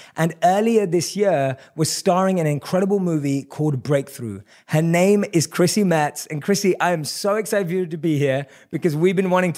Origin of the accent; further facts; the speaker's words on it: London, United Kingdom; I grew up in London. {S0} Right. {S1} That's where I was born and raised.